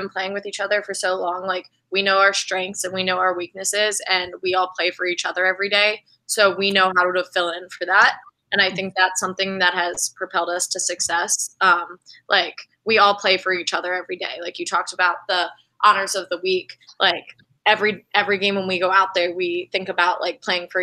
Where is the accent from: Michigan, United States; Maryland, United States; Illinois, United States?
Maryland, United States; we're all from Maryland.